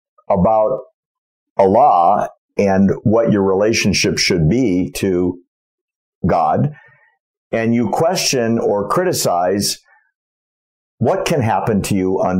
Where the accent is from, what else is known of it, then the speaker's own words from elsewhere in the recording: United States; an American who was born and raised here